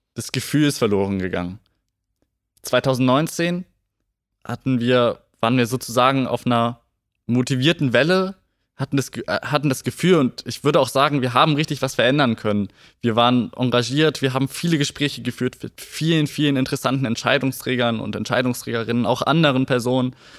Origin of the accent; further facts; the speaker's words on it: Gifhorn, Lower Saxony, Germany; Ja, ich bin Gifhorner. Ich bin vor 17 Jahren in Gifhorn geboren und ähm, wohne auch schon immer in Gifhorn